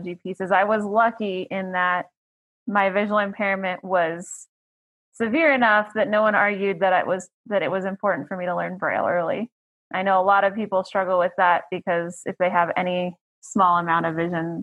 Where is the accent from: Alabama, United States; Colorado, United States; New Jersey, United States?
Colorado, United States; Fort Collins; also born or lived in Texas; I was born in Colorado